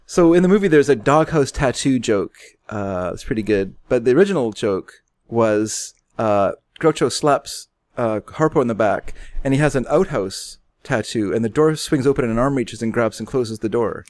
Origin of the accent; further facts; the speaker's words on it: Canada; we're Canadian